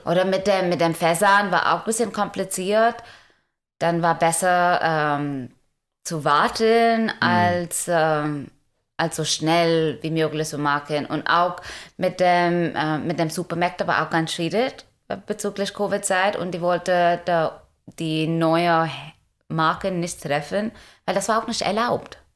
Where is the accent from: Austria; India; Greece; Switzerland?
India; German is a second language; moved away as an adult; now in Germany; ich komme ursprünglich aus Indien und bin seit äh, 2016 in Deutschland